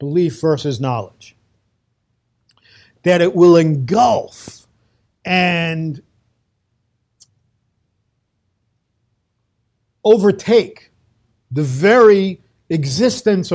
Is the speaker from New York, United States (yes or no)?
yes; New York City, New York, United States; moved away as an adult; now in Safed, Israel; I'm a kid from Brooklyn, from the streets